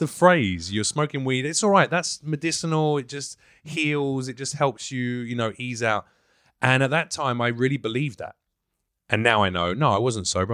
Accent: London, United Kingdom; accent: Mockney; moved away as an adult; also born or lived in New York, United States; now in Los Angeles, United States; I'm a Londoner

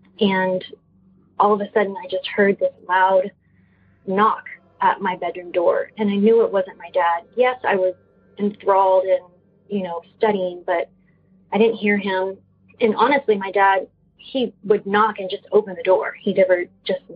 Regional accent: San Antonio, Texas, United States; now in Austin, United States; a house that I grew up in San Antonio. We moved there when I was 5 years old

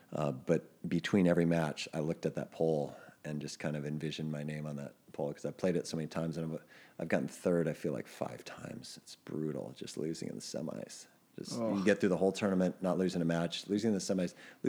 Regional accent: Midwest, United States; growing up in the Midwest

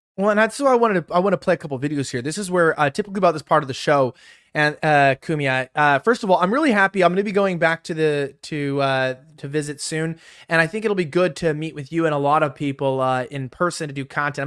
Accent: Los Angeles, California, United States; growing up in California, growing up in Los Angeles

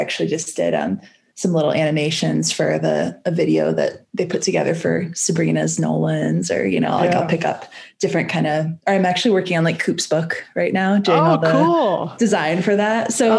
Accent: Chicago, Illinois, United States; moved away as an adult; also born or lived in California; now in Boulder, United States; So I'm originally from the Chicago area, is where I grew up. Went to Wheaton College

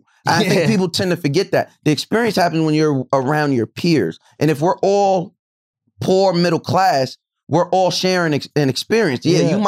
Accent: New York, United States; We're New Yorkers. Mm-hmm. Urban New York

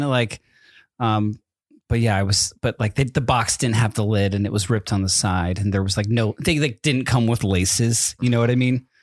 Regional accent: East Coast, United States; moved away; growing up on the East Coast

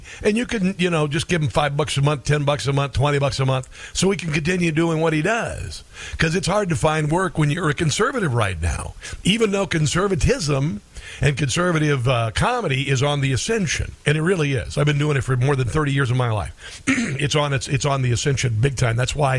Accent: Iowa, United States; in Iowa, my home state?

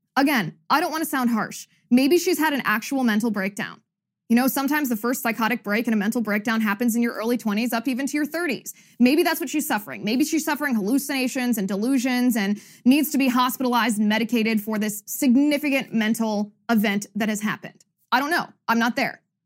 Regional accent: United States; as an American

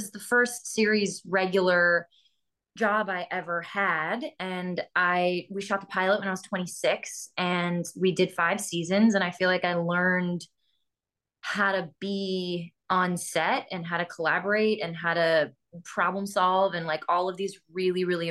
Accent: Massachusetts, United States; moved away; also born or lived in New York; I grew up in Massachusetts

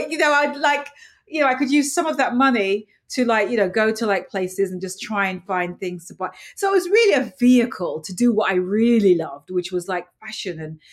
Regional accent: London, United Kingdom; moved away as an adult; now in New York, United States; When I grew up later on in London and then moving to New York

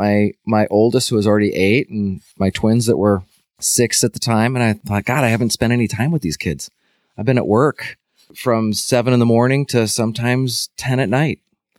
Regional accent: Chicago, Illinois, United States; I grew up in Chicagoland.

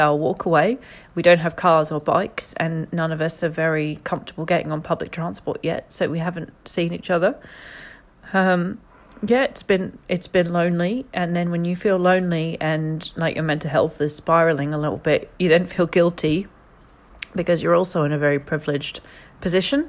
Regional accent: Australia; moved away as an adult; now in London, United Kingdom; I am an Australian woman in London.

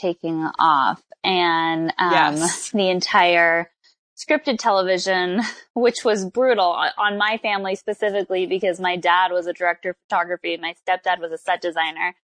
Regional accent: Southern California, United States; I grew up in Southern California. So I'm a Southern California native, born and raised.

